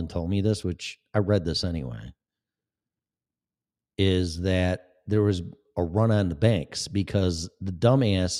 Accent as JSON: {"language": "English", "region": "Illinois", "country": "United States", "said": "Illinois, which is another shithole in my home state."}